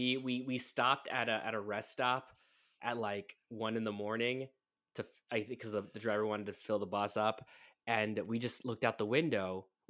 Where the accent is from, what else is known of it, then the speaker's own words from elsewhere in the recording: Florida, United States; I'm from Florida